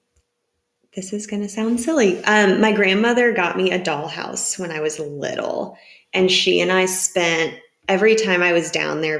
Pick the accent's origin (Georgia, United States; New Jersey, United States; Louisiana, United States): Georgia, United States; Atlanta; moved away as an adult; now in Huntsville, United States; we are from Atlanta